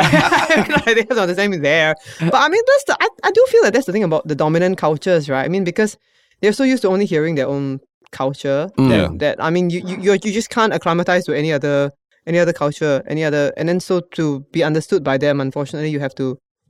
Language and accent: English; Singapore; because as a Singaporean, I grew up being ashamed of the way I spoke.